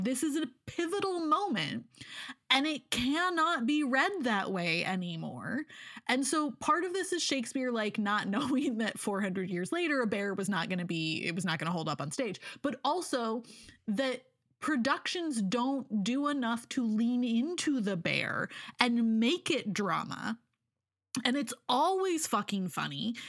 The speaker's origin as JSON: {"language": "English", "region": "Oregon", "country": "United States", "tie": "born or raised there", "said": "I was in high school, um, and I grew up in Oregon"}